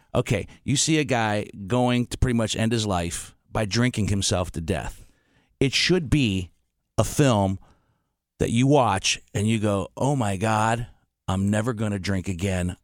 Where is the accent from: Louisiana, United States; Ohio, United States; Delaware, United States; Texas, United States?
Ohio, United States; Steubenville; we're both from Steubenville, Ohio